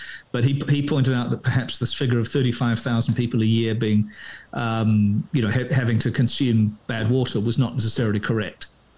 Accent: Christchurch, Canterbury, New Zealand; I was born in Christchurch

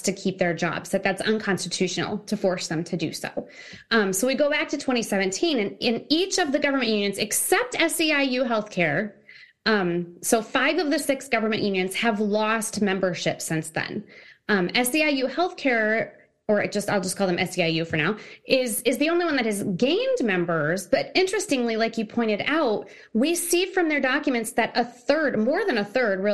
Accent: Peoria, Illinois, United States; I myself am actually downstate. I grew up downstate in the Peoria area.

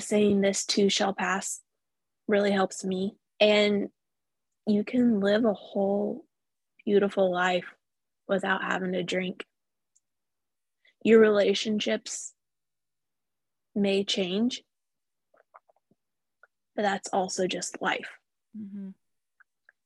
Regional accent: Tulsa, Oklahoma, United States; here in my hometown

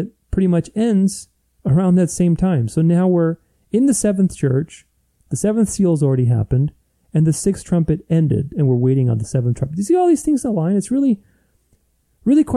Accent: Romania; moved away; I grew up in Romania. I mean, I was born there

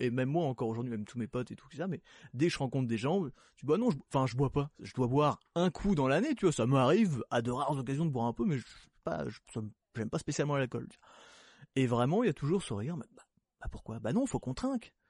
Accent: Belgium; Je suis belge aussi

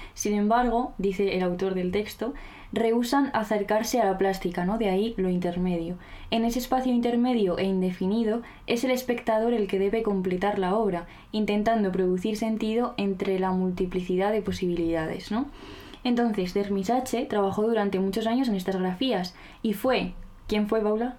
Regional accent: La Rioja, Spain; Yo soy riojana

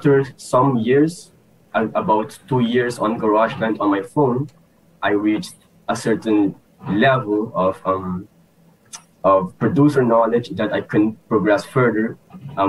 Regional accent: Aruba; I'm from Aruba

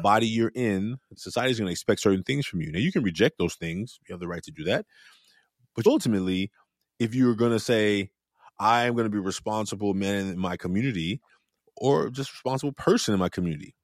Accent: Oakland, California, United States; as a young man growing up in Oakland, raised by a single mother

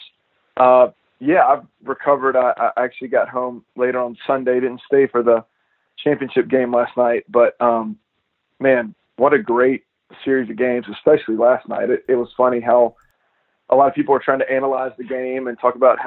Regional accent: Birmingham, Alabama, United States; I'm from Birmingham and right down the road from Tuscaloosa

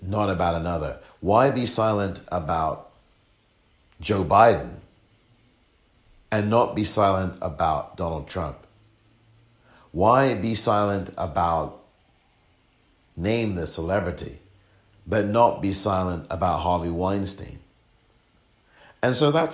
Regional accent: England, United Kingdom; I'm from England

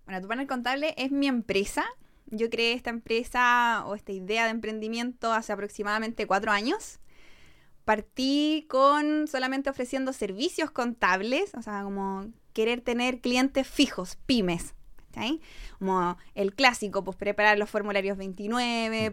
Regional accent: Maipú, Santiago Metropolitan Region, Chile; yo soy de Maipú, así que me, crié toda la vida en Maipú

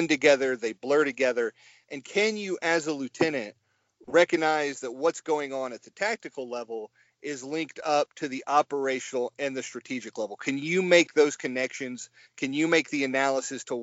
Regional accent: Kennesaw, Georgia, United States; born and raised in Kennesaw, Georgia, right outside of Atlanta

